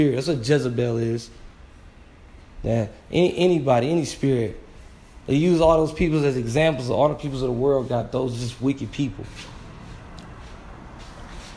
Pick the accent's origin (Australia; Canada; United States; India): United States; Flint, Michigan; I'm from Flint, Michigan.